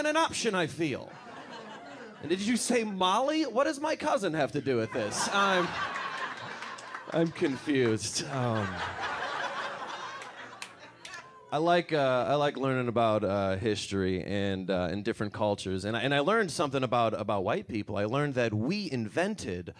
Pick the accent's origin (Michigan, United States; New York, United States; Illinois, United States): Michigan, United States; Detroit; Growing up around Detroit